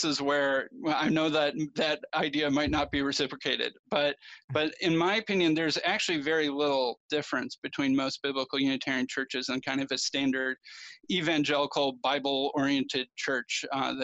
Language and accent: English; Chicago, Illinois, United States; I grew up in the Chicago area